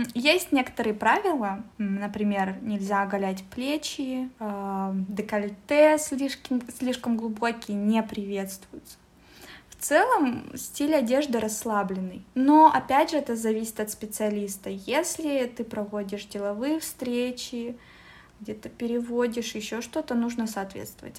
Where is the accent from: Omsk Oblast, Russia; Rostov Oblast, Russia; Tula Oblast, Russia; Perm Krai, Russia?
Omsk Oblast, Russia; Omsk; now in Moscow, Russia; я живу сейчас в Москве. Очень часто переезжаю. Вообще я из Омска